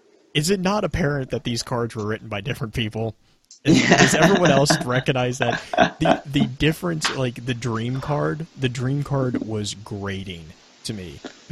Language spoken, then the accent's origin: English; the South, United States; I am from the South